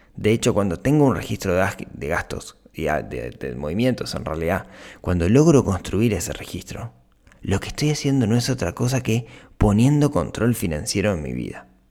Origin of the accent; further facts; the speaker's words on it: Shangri-La, Canelones, Uruguay; en Shangri-La, que es el, el, barrio, el balneario donde yo crecí